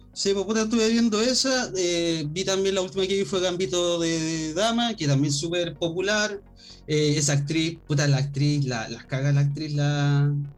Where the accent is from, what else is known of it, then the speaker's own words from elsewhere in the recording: Chile; somos chilenos